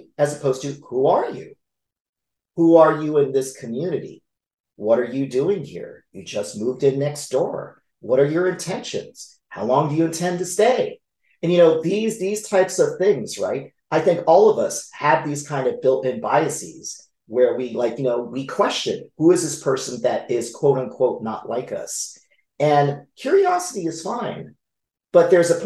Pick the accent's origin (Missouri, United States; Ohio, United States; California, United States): California, United States; Los Angeles; we lived in Echo Park, which was a predominantly Mexican-American community